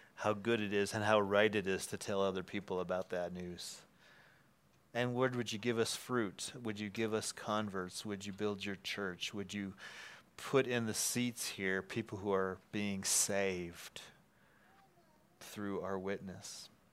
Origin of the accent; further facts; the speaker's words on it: Wisconsin, United States; moved away; we're both from Wisconsin